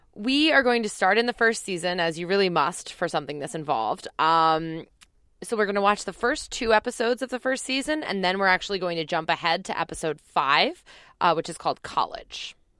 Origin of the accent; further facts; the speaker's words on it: New Jersey, United States; I'm from New Jersey